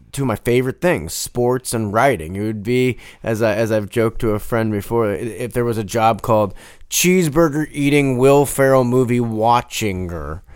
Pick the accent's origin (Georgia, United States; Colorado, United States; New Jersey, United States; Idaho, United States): Colorado, United States; Denver; I wasn't just some guy from Denver. I was some guy from Denver that liked toasted ravioli